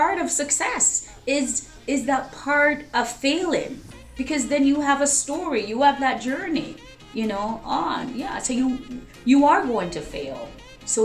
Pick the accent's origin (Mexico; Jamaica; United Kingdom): Jamaica; I was born in Jamaica